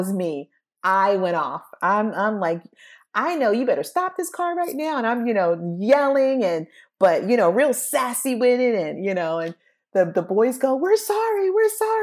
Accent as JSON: {"language": "English", "country": "United States", "tie": "born or raised there", "said": "I appreciate growing up in America"}